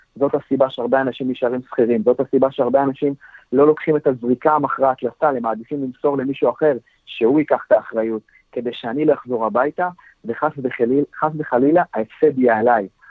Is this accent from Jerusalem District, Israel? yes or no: no; the North, Northern District, Israel; אצלנו בצפון